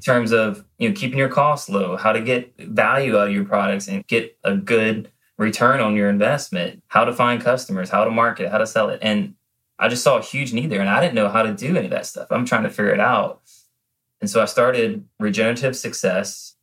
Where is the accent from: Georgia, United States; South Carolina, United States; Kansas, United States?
South Carolina, United States; Low Country; growing up in the Low Country